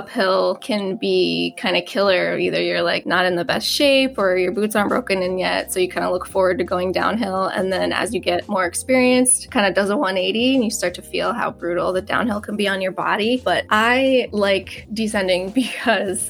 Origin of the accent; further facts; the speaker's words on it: Upstate New York, United States; I'm from the Northeast